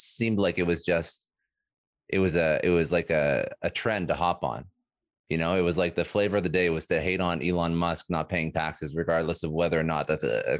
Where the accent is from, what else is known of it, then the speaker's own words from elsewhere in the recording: Canada; I'm Canadian.